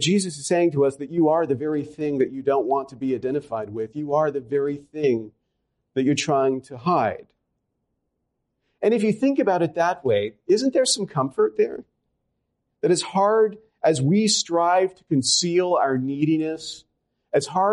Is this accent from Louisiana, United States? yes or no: yes; Louisiana, United States; I come from Louisiana. I'm a Southerner.